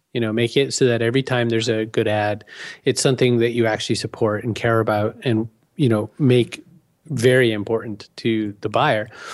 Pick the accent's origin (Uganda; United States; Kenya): United States; Maine; moved away; I said, "Maine originally."